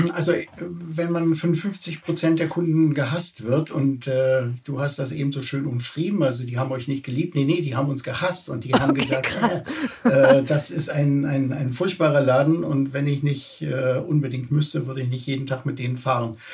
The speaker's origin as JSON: {"language": "German", "region": "Berlin", "country": "Germany", "tie": "born or raised there", "said": "ich bin tatsächlich in Berlin Tempelhof geboren und äh, lebe auch äh, eigentlich mein ganzes Leben in Berlin"}